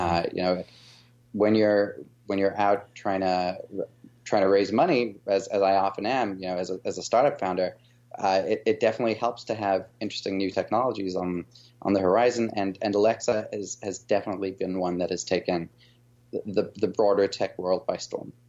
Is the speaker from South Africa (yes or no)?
yes; South Africa; moved away as an adult; now in United States; after coming from South Africa. That's my, my background and my, my accent a little bit